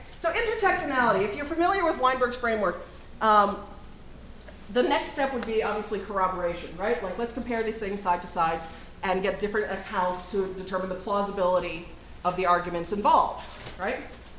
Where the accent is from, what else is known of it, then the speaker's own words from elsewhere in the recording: Kentucky, United States; the first buildings in Boston are very different from the ones that we still have in where I grew up in Kentucky.